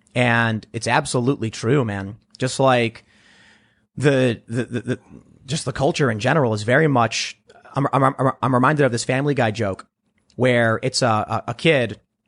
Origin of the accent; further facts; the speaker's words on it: Chicago, Illinois, United States; Growing up on the South Side of Chicago, we have there's a word you've probably heard. Hustling.